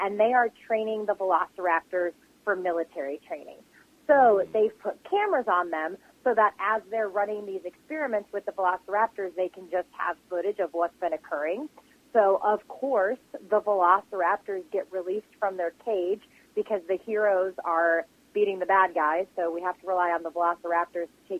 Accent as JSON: {"language": "English", "region": "Michigan", "country": "United States", "said": "I come from Michigan."}